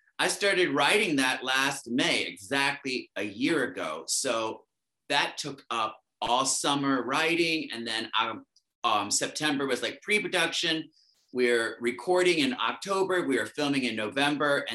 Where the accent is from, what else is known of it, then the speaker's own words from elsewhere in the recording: Baltimore, Maryland, United States; moved away as an adult; also born or lived in Gainesville, Florida / New York City / Berlin / Barcelona; now in Los Angeles, United States; I grew up in Baltimore. So I lived there all of my youth.